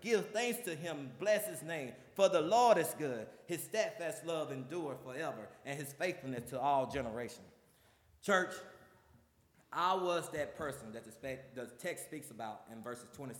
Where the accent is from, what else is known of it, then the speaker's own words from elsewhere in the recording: the South, United States; when I grew up in the South